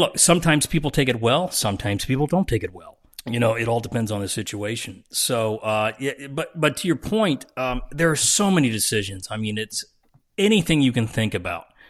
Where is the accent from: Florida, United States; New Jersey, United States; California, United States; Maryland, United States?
New Jersey, United States; I'm from Jersey